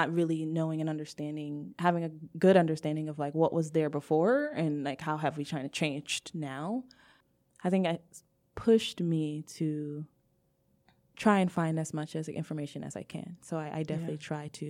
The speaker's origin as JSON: {"language": "English", "country": "Nigeria", "lives_now": "United States", "said": "what does queerness look like being a Nigerian, where because of like colonialism, we've been told there's only really two genders"}